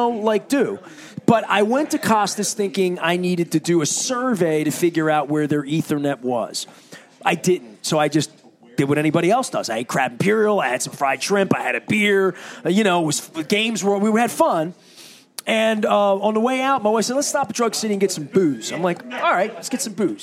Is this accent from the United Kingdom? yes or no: no; Dundalk, Maryland, United States; I'm from Dundalk